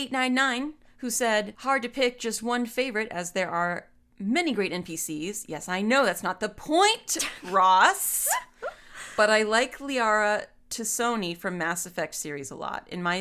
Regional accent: New Zealand; Only because they speak Maori and I'm from New Zealand, so it feels nice.

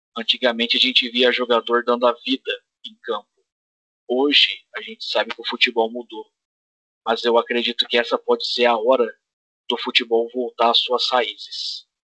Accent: Brazil; A gente é brasileiro.

